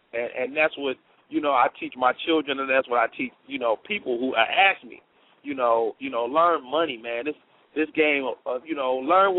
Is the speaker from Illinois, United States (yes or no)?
yes; Chicago, Illinois, United States; I'm from Chicago, so I'm real big on house music